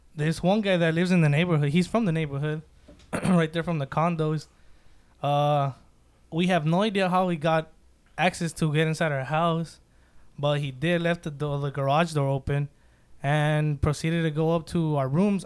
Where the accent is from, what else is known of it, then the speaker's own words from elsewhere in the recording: Santa Ana, California, United States; also born or lived in Mexico / Long Beach; Moved to Santa Ana, been here ever since